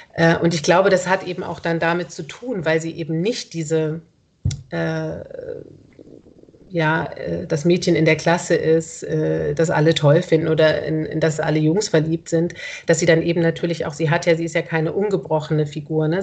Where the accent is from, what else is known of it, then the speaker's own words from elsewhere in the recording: Ulm, Baden-Württemberg, Germany; now in Berlin, Germany; ich komme aus Ulm